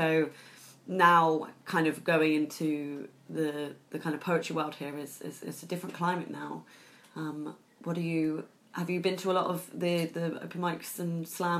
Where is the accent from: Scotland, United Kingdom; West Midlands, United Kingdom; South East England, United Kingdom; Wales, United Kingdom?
South East England, United Kingdom; Southampton; now in Bristol, United Kingdom; I've lived in Bristol for three years or so. I'm originally from Southampton